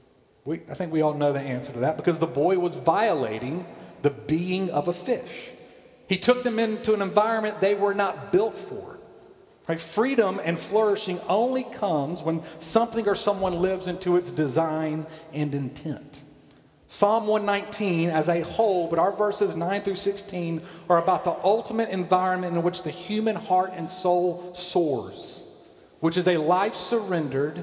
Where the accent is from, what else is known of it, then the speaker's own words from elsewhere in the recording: Columbus, Georgia, United States; I watched my mom read growing up in Columbus, Georgia, Reader's Digest.